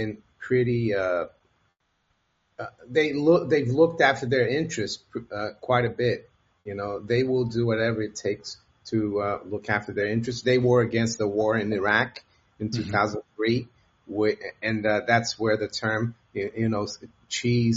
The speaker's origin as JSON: {"language": "English", "country": "Brazil", "also_born_or_lived": "United States", "second_language": "English", "moved": "as an adult", "lives_now": "United Kingdom", "said": "I'm originally from Brazil and I went to university in the States. I've been here for over 30 years, but I haven't really lost my accent"}